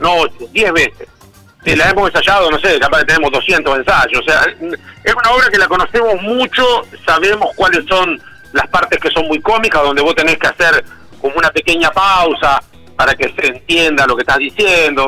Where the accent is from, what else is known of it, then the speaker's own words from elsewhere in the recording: Argentina; como en Argentina tenemos la costumbre de repetir las cosas malas